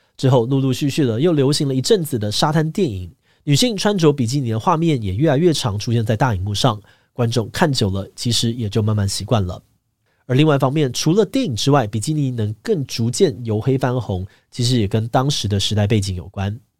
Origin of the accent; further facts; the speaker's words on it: Taiwan; 我们台湾人